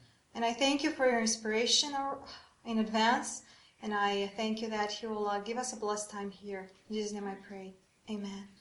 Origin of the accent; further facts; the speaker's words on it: Romania; I'm from Romania